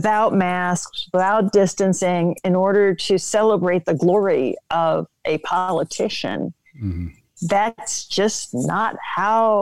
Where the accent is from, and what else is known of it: New York, United States